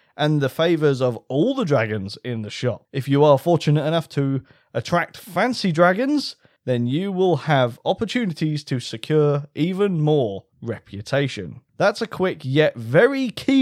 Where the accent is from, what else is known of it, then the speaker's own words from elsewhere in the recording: United Kingdom; We're British